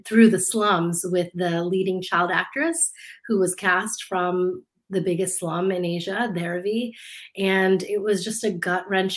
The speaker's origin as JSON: {"language": "English", "country": "United States", "tie": "born or raised there", "also_born_or_lived": "India", "said": "I grew up in the States, my parents immigrated from India to just outside DC when I was two"}